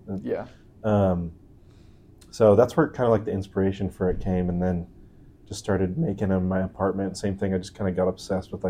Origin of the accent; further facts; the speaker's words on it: Houston, Texas, United States; now in Provo, United States; I'm from Houston, Texas originally